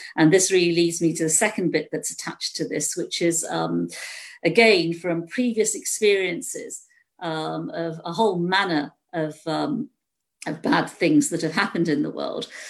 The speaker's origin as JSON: {"language": "English", "country": "United Kingdom", "said": "being British myself"}